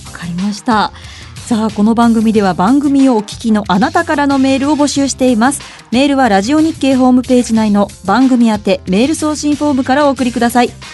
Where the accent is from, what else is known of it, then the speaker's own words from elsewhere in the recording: Kansai, Japan; 私たちのような関西出身者